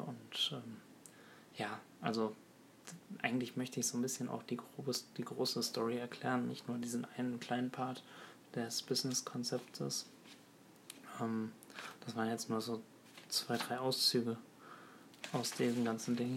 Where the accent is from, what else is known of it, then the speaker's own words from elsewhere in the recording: Ruhr area, North Rhine-Westphalia, Germany; also born or lived in Birkenfeld; Ich komme aus dem Ruhrgebiet